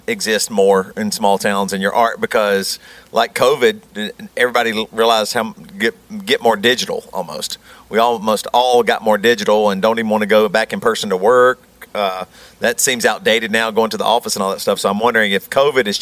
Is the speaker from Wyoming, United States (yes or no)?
no; Greer, South Carolina, United States; moved away as an adult; also born or lived in Rock Hill, South Carolina / Seattle; we had to leave Greer